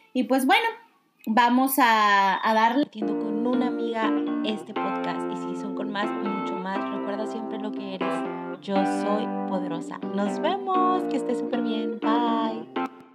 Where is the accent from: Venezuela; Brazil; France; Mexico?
Mexico; siendo de México en especial, yo que soy mexicana